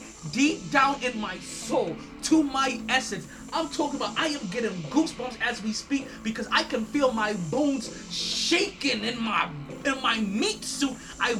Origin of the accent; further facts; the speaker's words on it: New York, United States; We're from New York. We grew up on 40s.